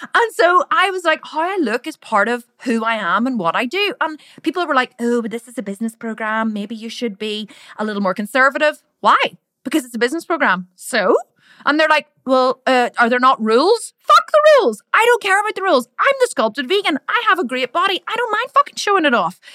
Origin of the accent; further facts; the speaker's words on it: Ireland; accent: Irish; I'm Irish. I'm Irish. Like, sometimes I sound really Irish because I am Irish, right? And in Ireland, we say the word fuck a lot